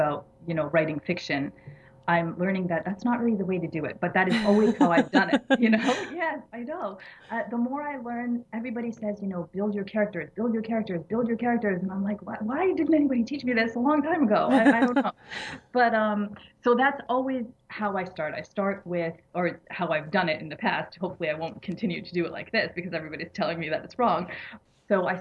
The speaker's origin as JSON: {"language": "English", "region": "Massachusetts", "country": "United States", "tie": "born or raised there", "accent": "American", "moved": "as an adult", "lives_now": "Egypt", "said": "I was born and raised in Massachusetts"}